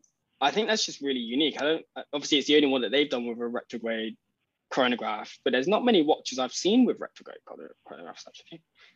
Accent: United Kingdom; I think EP120, because I'm British.

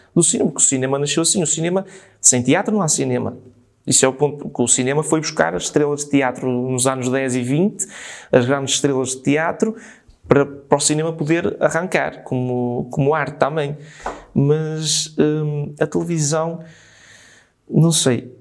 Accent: São Miguel de Paredes, Norte, Portugal; nasci em São Miguel de Paredes

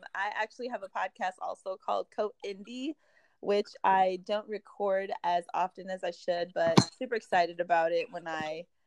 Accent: Midwest, United States; we're both from like kind of Midwest towns

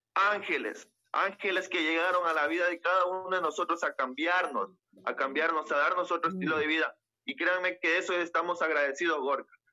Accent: Las Naves, Bolívar, Ecuador; Yo soy del Cantón Las Naves, provincia de Bolívar

